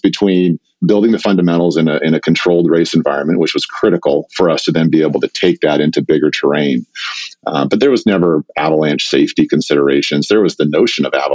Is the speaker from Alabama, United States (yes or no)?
no; Medford, Oregon, United States; also born or lived in Pacific Northwest; as a kid growing up in Southern Oregon